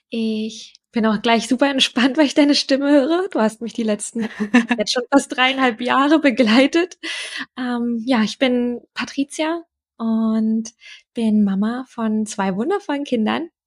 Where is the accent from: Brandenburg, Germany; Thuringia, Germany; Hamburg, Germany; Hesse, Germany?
Brandenburg, Germany; Ich komme aus der Nähe von Berlin ursprünglich.